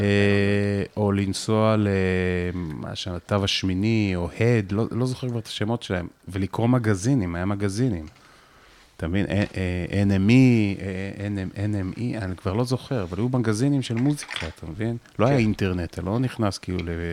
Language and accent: Hebrew; Afula, Northern District, Israel; moved away; גבעת המורה היה מקום מאוד בודד בו להיות אה, מישהו שהוא רגיש